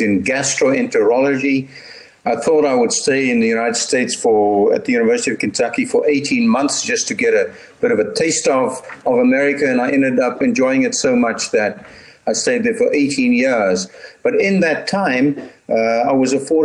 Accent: Stellenbosch, Western Cape, South Africa; moved away as an adult; I was born in Stellenbosch and I actually went to school here and I attended medical school here as well.

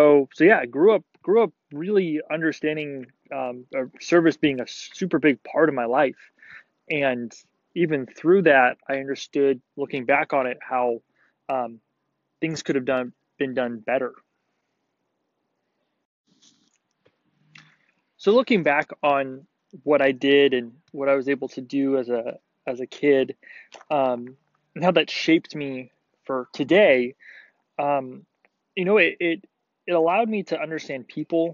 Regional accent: Tehachapi, California, United States; now in Arizona, United States; I grew up in California in a small town called Tehachapi

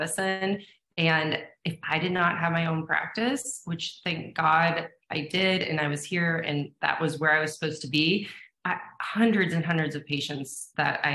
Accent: Erie, Pennsylvania, United States; I grew up in Erie, Pennsylvania

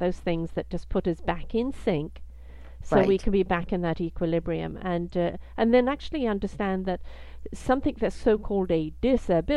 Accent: Canada; as a Canadian

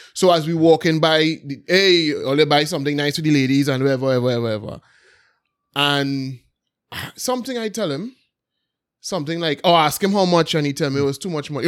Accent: Belmont, Port of Spain, Trinidad & Tobago; when I was young, obviously growing up in Belmont

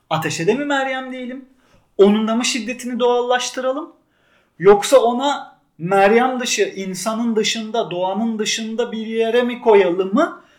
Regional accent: Turkey; Evet ben Ahmet Büke'nin dünyasına yakınım bir Türk olarak

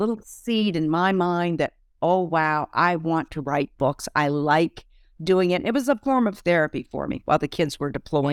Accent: Vermont, United States; moved away as an adult; also born or lived in Heidelberg; we're both from Vermont, we'd go back home to Vermont

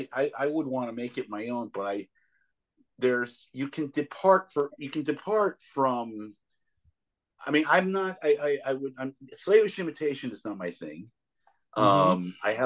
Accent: Chicago, Illinois, United States; And I say, "Yeah," and I said, "I'm from Chicago."

